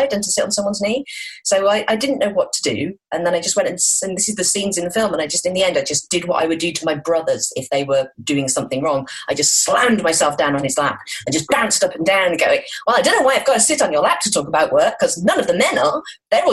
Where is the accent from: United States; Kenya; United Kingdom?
United Kingdom; Midlands; I'm from the Midlands